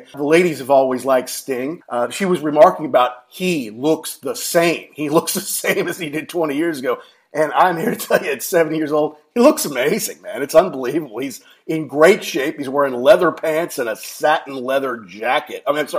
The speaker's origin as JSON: {"language": "English", "town": "Louisville", "region": "Kentucky", "country": "United States", "tie": "born or raised there", "said": "they eventually played Churchill Downs in Louisville, my hometown"}